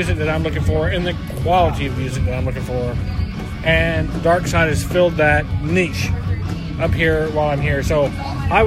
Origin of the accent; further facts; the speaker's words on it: Myrtle Beach, South Carolina, United States; moved away as an adult; also born or lived in Atlanta, Georgia / Austin, Texas; I'm originally from Myrtle Beach, South Carolina.